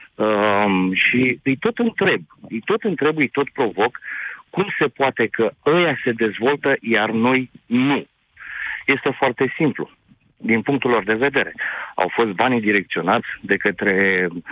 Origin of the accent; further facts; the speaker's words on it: Târgu Jiu, Gorj, Romania; sunt din Târgu Jiu, din județul Gorj